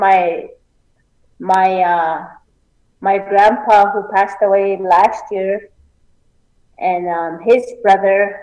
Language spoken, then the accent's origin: English; Little Pine, Saskatchewan, Canada; now in Onion Lake, Canada; I grew up in Little Pine, Saskatchewan.